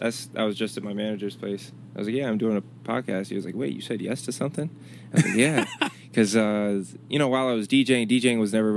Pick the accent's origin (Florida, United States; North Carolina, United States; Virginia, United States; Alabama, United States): Virginia, United States; Chesapeake; also born or lived in Richmond, Virginia; Growing up in Chesapeake, it was cool. And I'm glad about where I was raised.